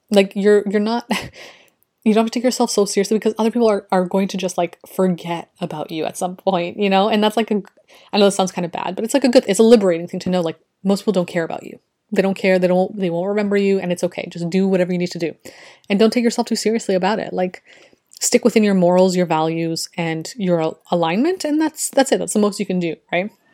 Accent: Canada; I'm from Canada

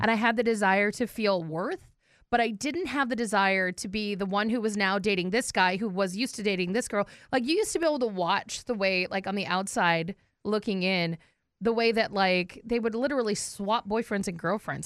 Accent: North Dakota, United States; I'm, I'm from North Dakota, so I'm a fighting Sioux fan

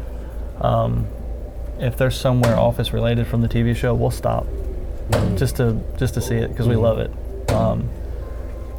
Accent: northern Kentucky, United States; now in North Carolina, United States; I'm from Kentucky

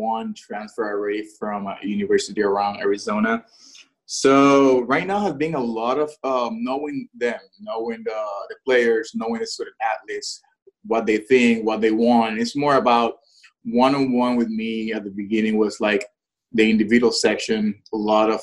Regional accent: Puerto Rico; moved away; I'm Puerto Rican, born and raised in Puerto Rico

